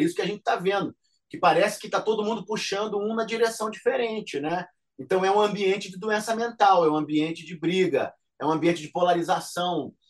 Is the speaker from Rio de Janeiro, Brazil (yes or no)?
yes; Rio de Janeiro, Brazil; also born or lived in Niterói / Canada; eu saí de Realengo para estudar, fui, né, saí da Coab de Realengo e aí fui para é, Niterói